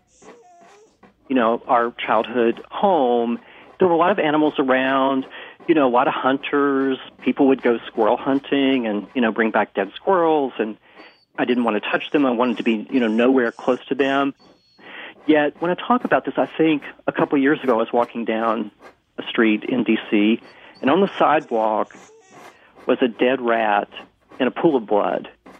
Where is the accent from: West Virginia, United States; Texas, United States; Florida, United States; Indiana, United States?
West Virginia, United States; now in Washington, D.C., United States; I grew up small town in West Virginia, blue-collar town, very conservative